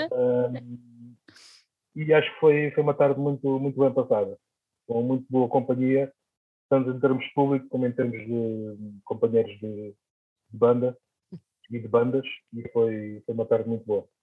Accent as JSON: {"language": "Portuguese", "town": "Almada", "region": "Setúbal", "country": "Portugal", "tie": "born or raised there", "said": "aqui na minha terra, em Almada"}